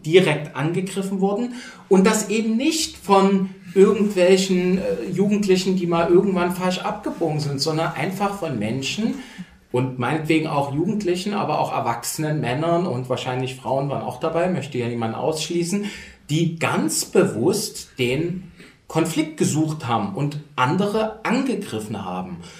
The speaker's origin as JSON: {"language": "German", "town": "Dresden", "region": "Saxony", "country": "Germany", "moved": "yes", "lives_now": "Berlin, Germany", "said": "ich tatsächlich definiere mich auch eher als Sachse, identifiziere mich mit Sachsen. Wichtig. Und vor allen Dingen Dresdner, also das Gegenteil von Leipzig"}